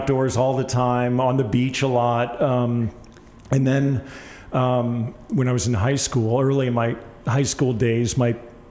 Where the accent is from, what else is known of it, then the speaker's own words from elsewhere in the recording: East Coast, United States; I camped almost every weekend of my young life growing up on the East Coast. We had a little 14-foot camper, you know, my mom and dad purchased